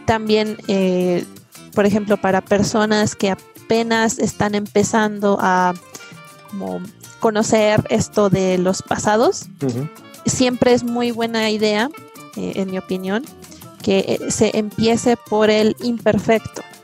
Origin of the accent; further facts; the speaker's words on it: Mexico City, Mexico; Yo soy de la Ciudad de México